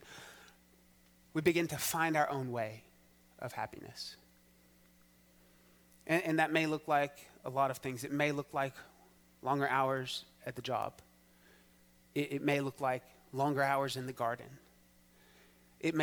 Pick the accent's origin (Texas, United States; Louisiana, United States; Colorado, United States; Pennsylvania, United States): Texas, United States; as a Texan